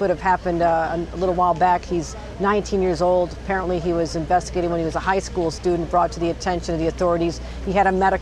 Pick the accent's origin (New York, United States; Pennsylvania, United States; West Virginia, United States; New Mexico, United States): New York, United States; Buffalo; It's my hometown of Buffalo